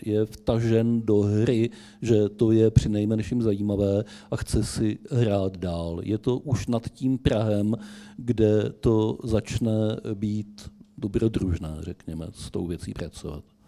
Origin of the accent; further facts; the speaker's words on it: Vysočina Region, Czechia; u nás na Vysočině